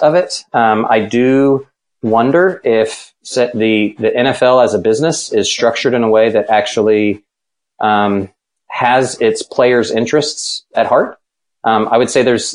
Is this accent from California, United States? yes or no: no; Texas, United States; I was born in Texas.